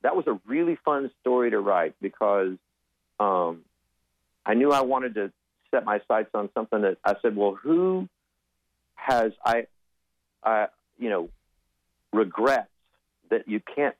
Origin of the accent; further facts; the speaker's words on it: Del Rio, Texas, United States; I was born and raised in West Texas, Del Rio, Texas